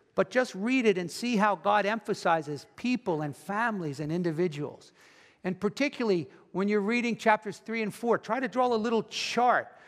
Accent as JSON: {"language": "English", "country": "United States", "said": "American Christians"}